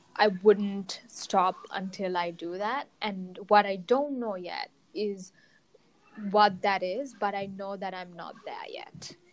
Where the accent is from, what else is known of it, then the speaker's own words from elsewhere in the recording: Sri Lanka; I was born and raised in Sri Lanka